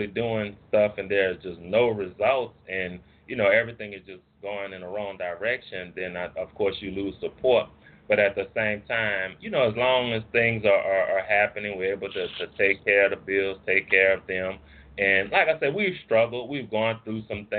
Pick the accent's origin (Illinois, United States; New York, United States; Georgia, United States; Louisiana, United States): Louisiana, United States; New Orleans; moved away as an adult; now in Monroe, United States; I'm originally from New Orleans, and now I live in a place called Monroe, Louisiana